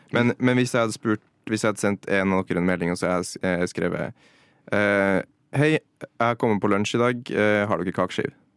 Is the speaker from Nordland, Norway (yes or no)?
no; Trondheim, Trøndelag, Norway; jeg er jo fra Trondheim